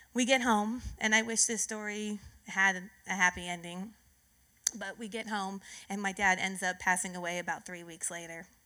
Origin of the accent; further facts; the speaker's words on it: California, United States; I was born and raised in California